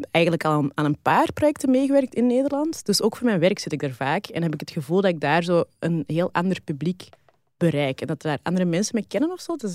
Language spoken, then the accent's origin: Dutch; Weelde, Flanders, Belgium; mijn mama is een Hollands. Eh, ik ben opgegroeid in Weelde, in de Kempen. Dat is zo acht kilometer van de grens of zo. En mijn moeder die was van Baarle-Hertog.